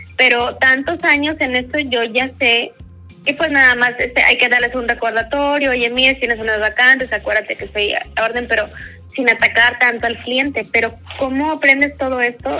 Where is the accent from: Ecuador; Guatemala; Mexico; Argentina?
Mexico; como buen mexicano